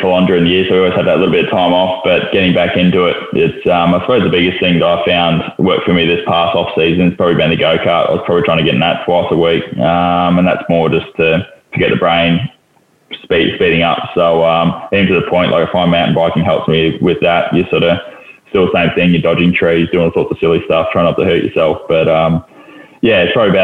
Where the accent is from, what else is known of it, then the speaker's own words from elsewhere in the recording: Lysterfield Lake, Victoria, Australia; Listerfield Lake, which is somewhere I grew up near